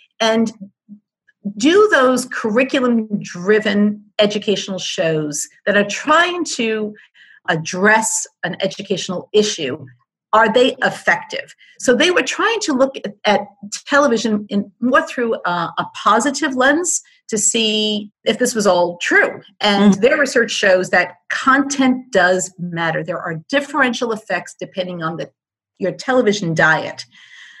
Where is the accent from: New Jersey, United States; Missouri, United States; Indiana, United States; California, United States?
New Jersey, United States; Hoboken; as a young child growing up in Hoboken, New Jersey